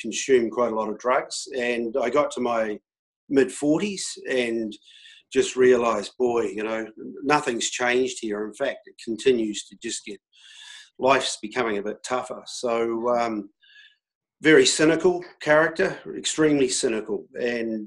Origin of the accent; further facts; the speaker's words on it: New Zealand; as a New Zealander